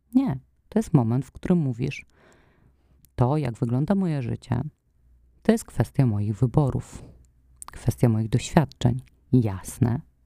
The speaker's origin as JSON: {"language": "Polish", "country": "Poland", "tie": "born or raised there", "said": "wychowywałam się w takim domu, w którym mm, były te papierosy obecne i w takim środowisku, no nie wiem, no Polska lat 90"}